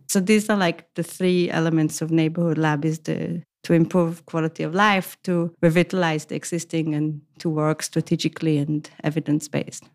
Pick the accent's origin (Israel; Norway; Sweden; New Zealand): Israel; moved away as an adult; also born or lived in Tel Aviv, Israel / Amsterdam, Netherlands; now in Copenhagen, Denmark; originally I come from Israel